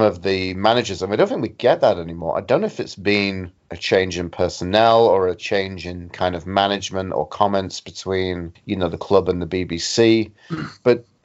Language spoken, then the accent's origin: English; Sheffield, Yorkshire and the Humber, United Kingdom; moved away as an adult; now in Canada; I was in Sheffield, my hometown, and living there before I decided to drop everything and move to Canada like I am now